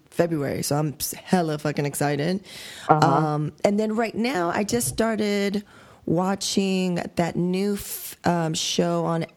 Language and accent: English; United States; I'm an American